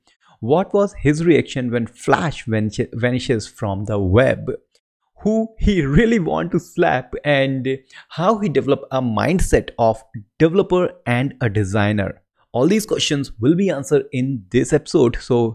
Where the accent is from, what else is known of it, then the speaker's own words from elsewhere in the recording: India; because I'm from India